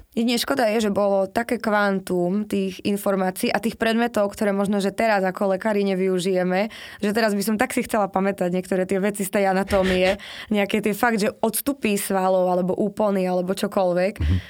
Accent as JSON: {"language": "Slovak", "region": "eastern Slovakia", "country": "Slovakia", "said": "ja som z východu"}